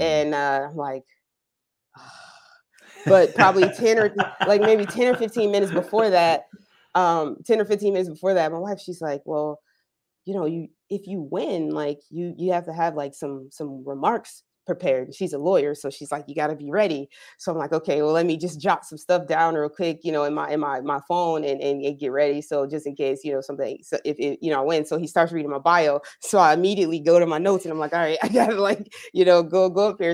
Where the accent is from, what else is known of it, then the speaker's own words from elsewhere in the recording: New Jersey, United States; moved away as an adult; now in Orange County, United States; I'm originally from New Jersey, so I was a, a club kid growing up.